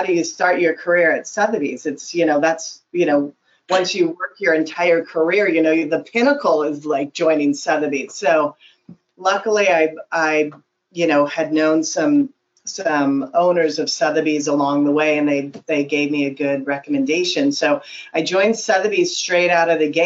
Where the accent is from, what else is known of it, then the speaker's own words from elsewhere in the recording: San Francisco, California, United States; moved away as an adult; now in Las Vegas, United States; I grew up in San Francisco.